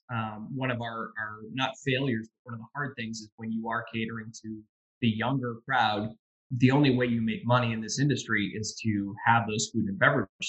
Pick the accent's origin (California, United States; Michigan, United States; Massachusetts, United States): Massachusetts, United States; Boston; moved away as an adult; now in Bangor, United States; So I moved up here in 2000 from Boston, and you and I kind of crossed paths there. And I'd grown up there and moved up here in 2000